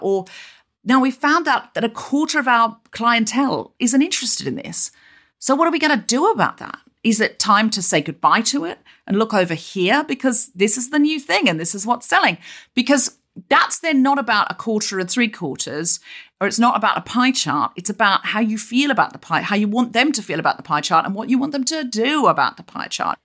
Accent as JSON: {"language": "English", "country": "Australia", "tie": "born or raised there", "moved": "yes", "lives_now": "London, United Kingdom", "said": "I was raised in Australia"}